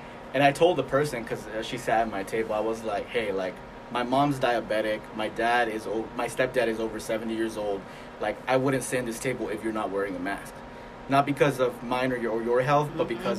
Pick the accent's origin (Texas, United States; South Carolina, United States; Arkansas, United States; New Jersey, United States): Arkansas, United States; Springdale; And I'm from Springdale, just like you, Manny, and here we have the highest number of cases, right?